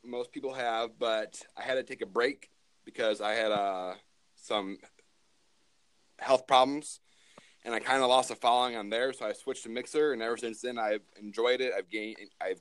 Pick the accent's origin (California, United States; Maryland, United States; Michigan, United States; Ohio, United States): Michigan, United States; I am from Michigan, born and raised.